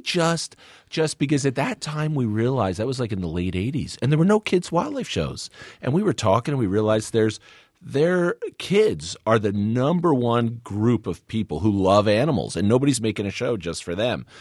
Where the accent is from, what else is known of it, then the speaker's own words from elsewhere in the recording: New Jersey, United States; also born or lived in Northeast Kingdom, Vermont; we grew up in New Jersey